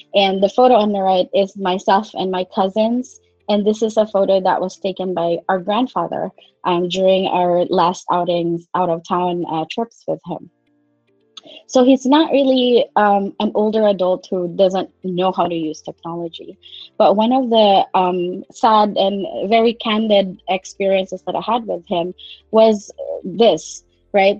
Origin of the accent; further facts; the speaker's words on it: Philippines; moved away as an adult; also born or lived in Manila; now in United States; I hail from Philippines. Um, I'm based in the United States right now, and I've been here for about 15 years.